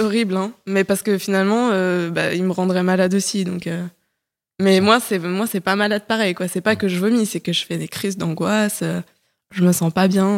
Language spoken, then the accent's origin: French; Paris, Île-de-France, France; moved away as an adult; also born or lived in French provinces; Je suis une Parisienne de 29 ans. Euh, récemment reparisienne plutôt, parce que j'ai grandi à Paris, mais je suis partie euh, un petit moment vivre en province